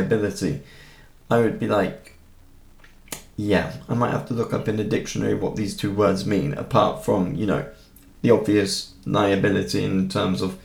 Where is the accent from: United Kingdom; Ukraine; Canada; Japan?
United Kingdom; now in Germany; Me coming from the UK